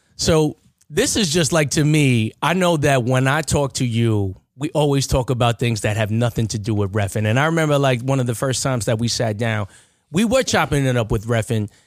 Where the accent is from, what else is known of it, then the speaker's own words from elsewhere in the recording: Baldwin, United States; I'm from Baldwin